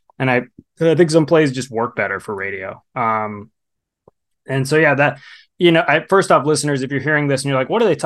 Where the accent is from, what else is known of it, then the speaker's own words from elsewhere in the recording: Sutton County, West Texas, United States; my hometown in Sutton County